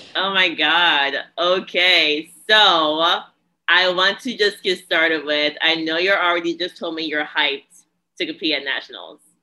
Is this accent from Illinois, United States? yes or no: no; New Jersey, United States; I'm from Jersey.